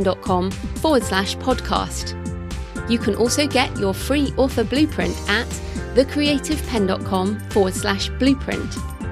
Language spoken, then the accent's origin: English; United Kingdom; being British